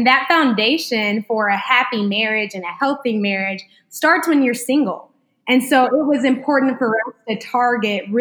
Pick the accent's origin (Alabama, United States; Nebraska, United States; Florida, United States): Alabama, United States; Huntsville; now in Memphis, United States; from Sweet Home Huntsville, Alabama